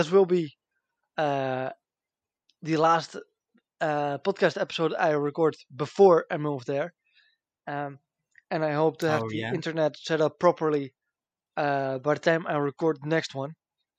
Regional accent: Netherlands

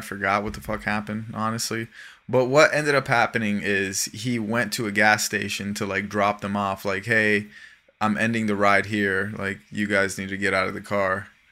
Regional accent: South Florida, United States; living and growing up in South Florida

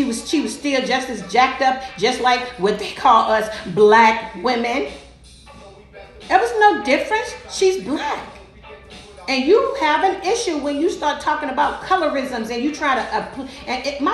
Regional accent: St. Louis, Missouri, United States; I grew up in the Vines Projects on this American soil, right here, right there in St. Louis, Missouri, in the projects

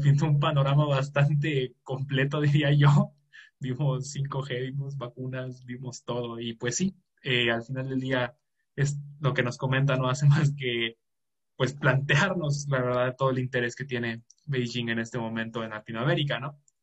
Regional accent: Mexico; como mexicano

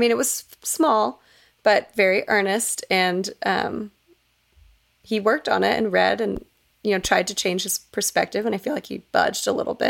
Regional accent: Texas, United States; I was born in Texas

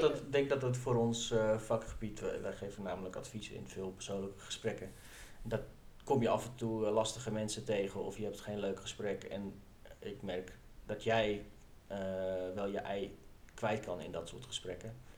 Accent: northern Netherlands, Netherlands; Ik kom ook uit het noorden van het land

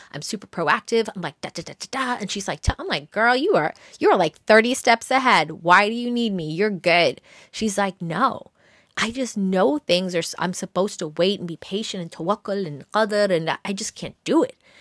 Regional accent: New York, United States; I'm a New Yorker

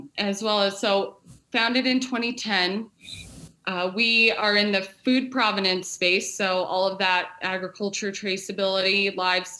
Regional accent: Casper, Wyoming, United States; I grew up in Casper, Wyoming native

